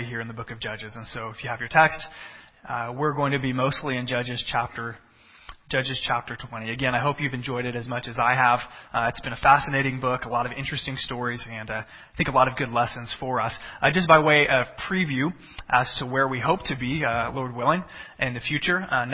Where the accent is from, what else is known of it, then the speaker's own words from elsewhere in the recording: Texas, United States; moved away as an adult; also born or lived in central Illinois; now in Illinois, United States; I come from Texas